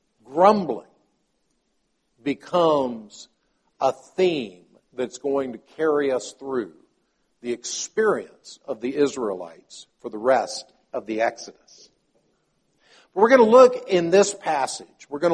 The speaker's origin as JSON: {"language": "English", "country": "Palestine", "tie": "born or raised there", "said": "my father was a medical missionary in Palestine. And so I grew up in Palestine as a child."}